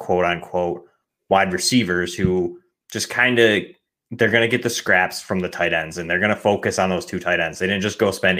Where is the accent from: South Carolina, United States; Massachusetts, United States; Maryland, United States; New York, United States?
New York, United States; Buffalo; I'm a Bills fan. I'm from Buffalo